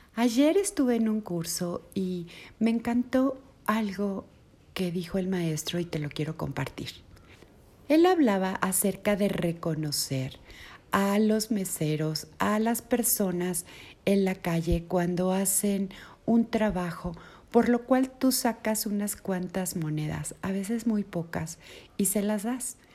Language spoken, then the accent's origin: Spanish; Mexico; Aquí en mi país, en México